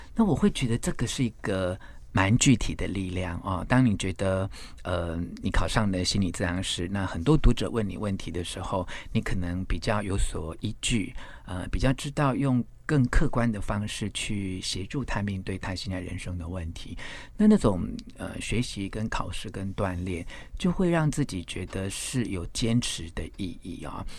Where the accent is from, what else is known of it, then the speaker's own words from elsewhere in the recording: Xinshe, Taichung, Taiwan; also born or lived in Taipei; 我在，呃，新社乡下住的那几年，我是在台北出生，那我五岁的时候随着父亲的工作的转换，搬到台中新社的乡下